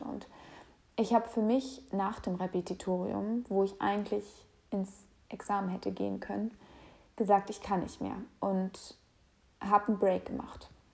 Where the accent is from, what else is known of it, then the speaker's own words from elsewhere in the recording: Hamburg, Germany; moved away as an adult; now in Berlin, Germany; Ich lebe derzeit in Berlin, komme aber aus Hamburg und ähm, Hamburg ist meine Heimat